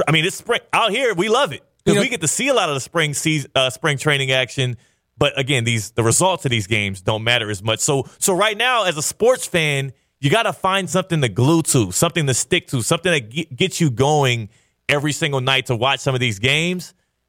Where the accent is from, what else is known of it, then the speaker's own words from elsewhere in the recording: Texas, United States; moved away; in my home state, Texas. Frisco, Texas, to be exact.